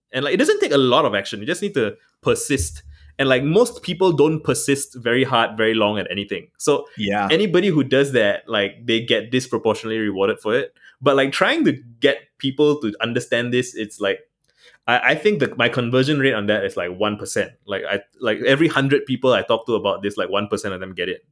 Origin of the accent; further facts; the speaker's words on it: Singapore; I'm Singaporean